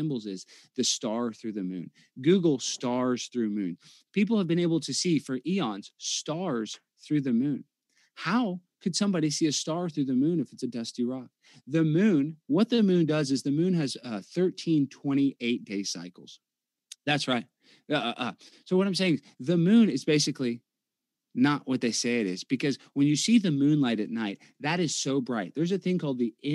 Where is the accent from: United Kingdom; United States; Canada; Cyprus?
United States; Texas; I'm from Texas